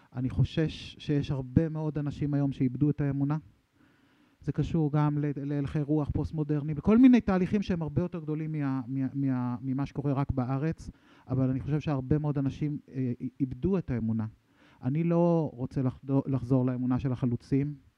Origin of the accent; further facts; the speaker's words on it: Sha'ar HaGolan, Northern District, Israel; אני, אני מקיבוץ שער הגולן, לא מקריית שמונה